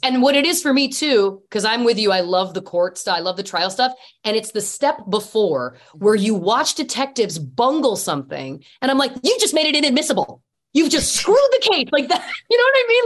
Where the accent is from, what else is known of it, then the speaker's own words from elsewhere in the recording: Canada; I'm Canadian. Typically, we're humble people